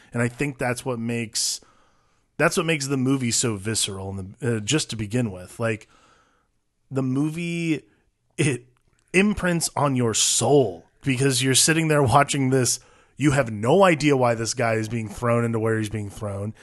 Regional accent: United States; as an American, like, as someone from the States

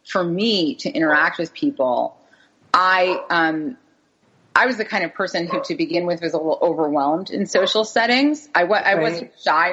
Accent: New York City, New York, United States; also born or lived in the American South; So we moved back up to New York City. I'm from New York

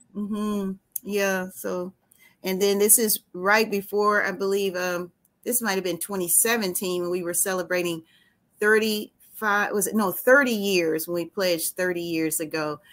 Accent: Marvell, Arkansas, United States; we graduated from Marvel High School together

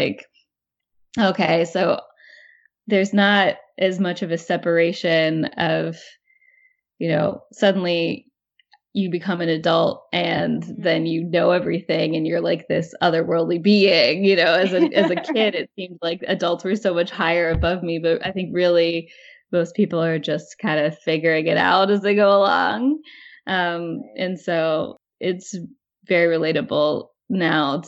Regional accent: Ross, Ohio, United States; moved away as an adult; now in New York City, United States; growing up in Ross, Ohio

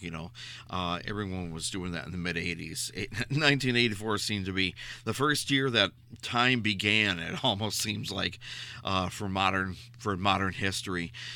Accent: Minnesota, United States; we originate this show out of the state of Minnesota in the USA, and right next door to my hometown is a place called Hopkins, Minnesota

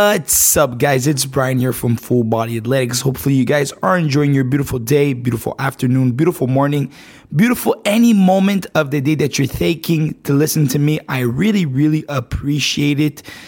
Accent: Montreal, Quebec, Canada; I'm from Canada, right? Montreal, Canada

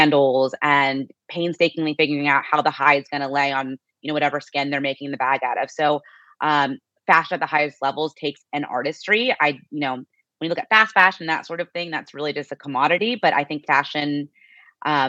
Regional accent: Phoenix, Arizona, United States; moved away as an adult; also born or lived in Bay Area, California / Scottsdale, Arizona; now in New York, United States; I always say I grew up in Phoenix, Arizona, which I did, but I actually was born in the Bay Area

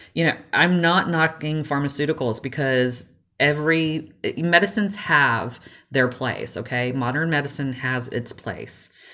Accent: Georgia, United States; I grew up in in the South and the little backwoods of Georgia.

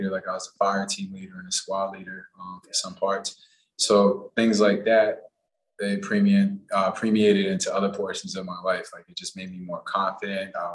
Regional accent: Puerto Rico; born there; also born or lived in Los Angeles / Massachusetts; I grew up, I was born in Puerto Rico. I moved to LA. I lived in Massachusetts for a little bit.

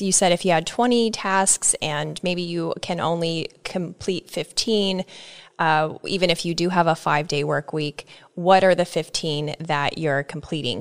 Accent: Nebraska, United States; I'm from Nebraska

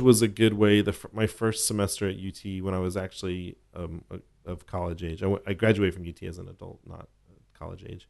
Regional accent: Austin, Texas, United States; I grew up in Oak Hill

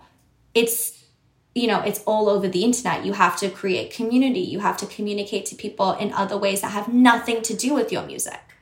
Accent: Sydney, New South Wales, Australia; accent: Australian; now in New York, United States; I grew up in Sydney. I grew up in, um, I didn't grow up in the suburbs. I grew up like quite city centered.

